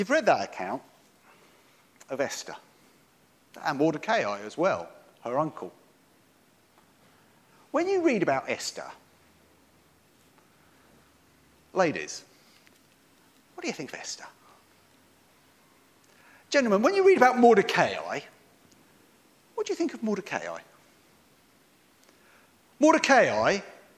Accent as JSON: {"language": "English", "area": "Lingfield", "region": "England", "country": "United Kingdom", "tie": "born or raised there", "said": "I came from Limfield. As you heard, I grew up here."}